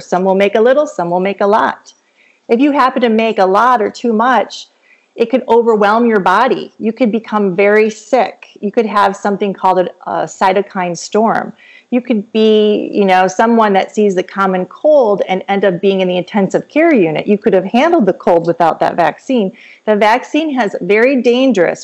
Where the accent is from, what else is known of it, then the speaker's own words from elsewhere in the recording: Michigan, United States; moved away as an adult; also born or lived in Kansas City, Missouri / Florida; now in Georgia, United States; I'm originally from Michigan